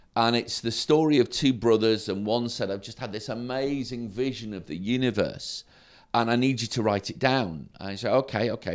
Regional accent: Sprotbrough, Yorkshire and the Humber, United Kingdom; also born or lived in Derby / Woodlands, North Doncaster; I, I grew up in Sprockborough

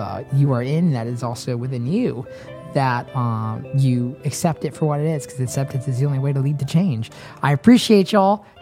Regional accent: Nashville, Tennessee, United States; I grew up in Nashville by happenstance

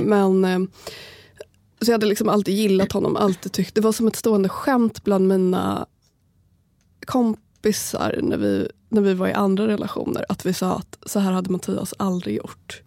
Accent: Sala, Västmanland, Sweden; moved away; vill flytta hem till Sala

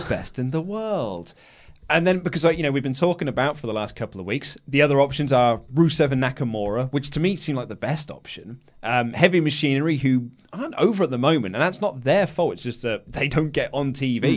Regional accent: England, United Kingdom; I'm an Englishman

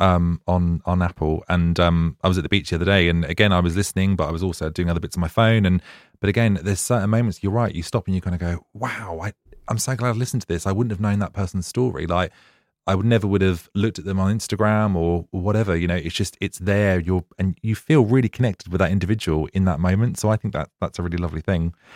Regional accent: Ipswich, East of England, United Kingdom; now in Brighton, United Kingdom; I'm from Suffolk originally

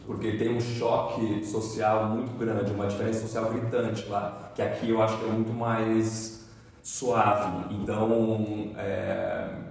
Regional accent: Brazil; Eu sendo brasileiro

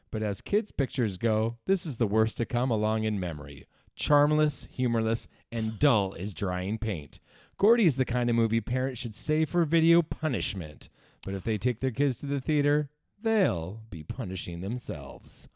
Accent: New Westminster, British Columbia, Canada; I was born in Royal Columbian

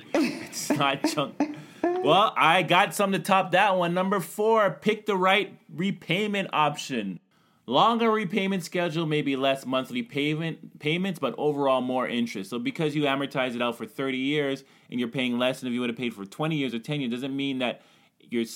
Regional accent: Canada; I'm Canadian

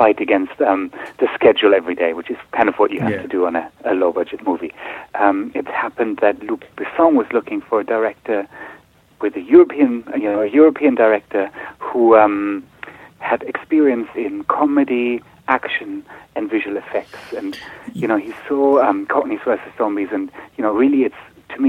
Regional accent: Berlin, Germany; also born or lived in Singapore; now in London, United Kingdom; I was born in Singapore. I grew up in Berlin. I lived in London for a long time now.

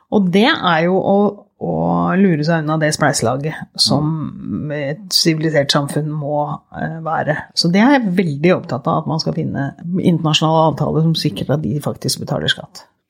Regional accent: Porsgrunn, Telemark, Norway; moved away as an adult; also born or lived in Oslo; jeg vokste opp i Porsgrunn, eller i grenlandsområdet.

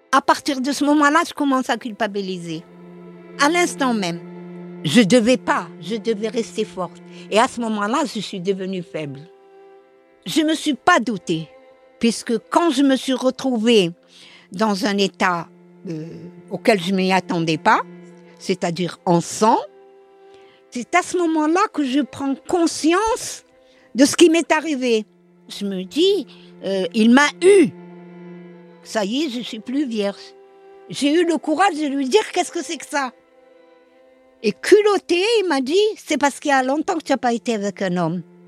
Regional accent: Algiers, Algiers Province, Algeria; moved away as an adult; now in Paris, France; Je suis née à Alger. Je suis l'aînée de quatre enfants. Enfant, je peux dire que je n'ai manqué de rien. J'habite dans une grande maison

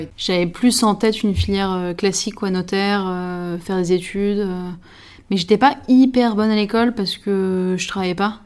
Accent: Paris, Île-de-France, France; je suis parisienne, je suis chef d'un restaurant à Paris

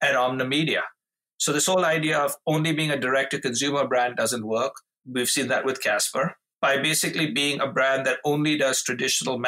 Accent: India; moved away as an adult; now in Chicago, United States; growing up in India to my parents who were voracious readers

